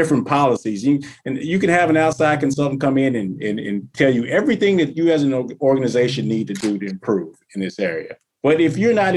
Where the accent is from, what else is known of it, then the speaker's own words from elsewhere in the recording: the South, United States; I'm from the South